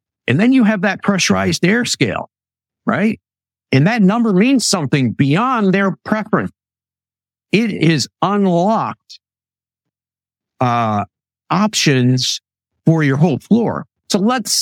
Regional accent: Western Michigan, United States; When I grew up in Western Michigan

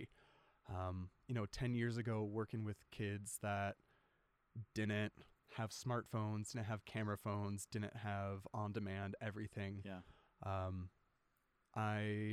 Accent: outside Orlando, Central Florida, United States; also born or lived in Washington State / Alaska; now in Logan, United States; I was born in Washington State and then early on moved to Florida. My dad's work took us down to Central Florida, grew up outside Orlando.

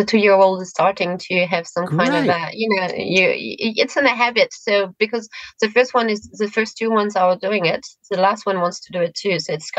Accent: France; now in New Zealand; From France.

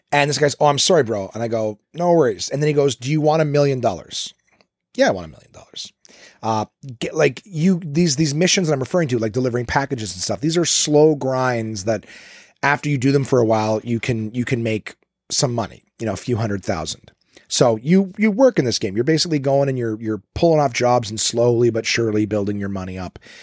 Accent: Canada; I'm Canadian

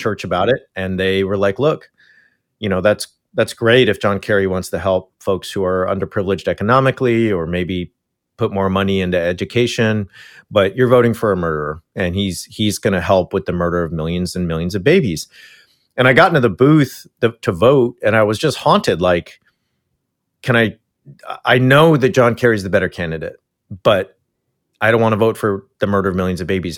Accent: Yorba Linda, California, United States; moved away; I grew up in Richard Nixon's church in his hometown.

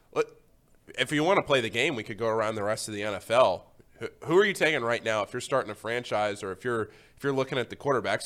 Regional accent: Northern Virginia, United States; moved away; I'm from D C. I'm from Northern Virginia.

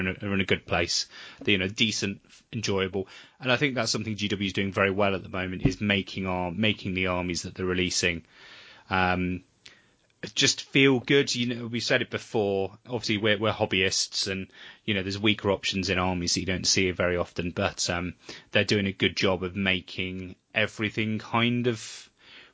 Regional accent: Weymouth, South West England, United Kingdom; my hometown of Weymouth, so way down on the south coast

